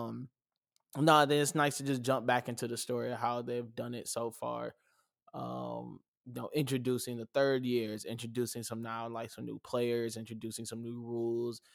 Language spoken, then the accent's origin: English; United States; being American